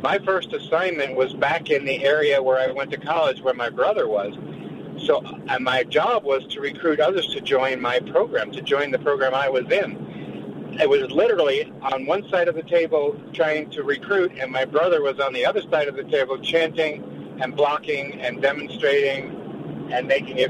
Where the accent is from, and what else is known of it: United States